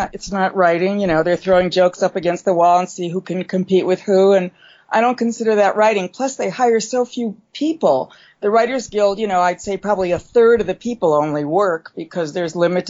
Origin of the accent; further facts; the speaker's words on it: Midwest, United States; I can do this show because I'm from the Midwest, she's from the Midwest.